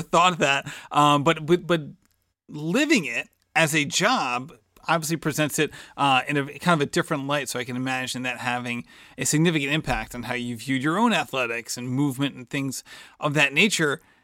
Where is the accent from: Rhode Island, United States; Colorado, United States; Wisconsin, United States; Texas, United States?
Rhode Island, United States; Barrington; my hometown